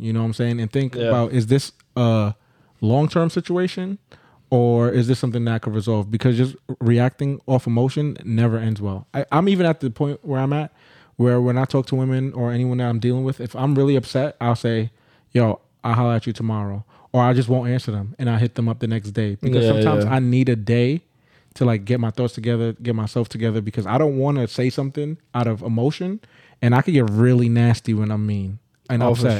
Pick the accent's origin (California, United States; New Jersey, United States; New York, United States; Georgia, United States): New York, United States; Bronx; I'm from the Bronx. That is a red flag.